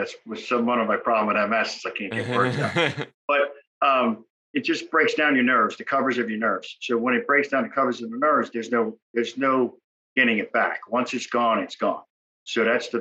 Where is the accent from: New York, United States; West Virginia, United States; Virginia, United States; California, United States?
New York, United States; Long Island; now in Hampton Roads, United States; I'm originally from Long Island, New York